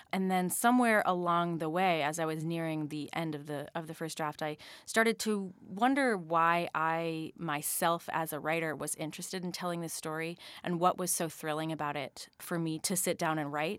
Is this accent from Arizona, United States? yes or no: yes; Phoenix, Arizona, United States; moved away; growing up in Phoenix, Arizona